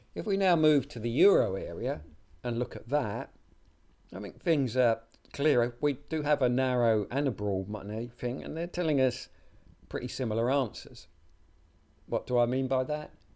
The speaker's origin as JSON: {"language": "English", "country": "United Kingdom", "said": "my home country, the UK"}